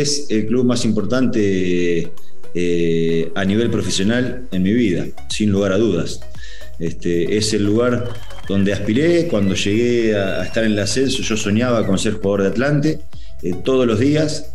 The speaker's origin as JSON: {"language": "Spanish", "country": "Argentina", "moved": "as an adult", "lives_now": "Mexico", "said": "estar en algunas convocatorias de la selección argentina"}